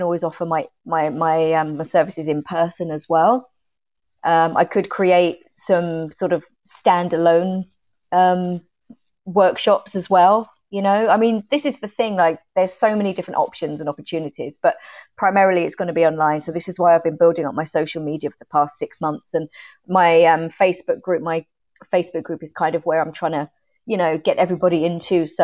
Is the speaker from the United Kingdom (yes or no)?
yes; Sutton, London, United Kingdom; now in Ireland; Sutton in Surrey.